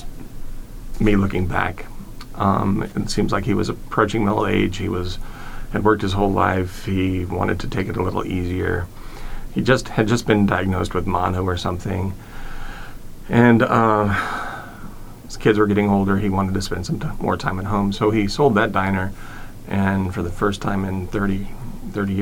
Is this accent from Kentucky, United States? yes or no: no; Columbia, Missouri, United States; I pretty much grew up here in Columbia. We moved here when I was six in 1972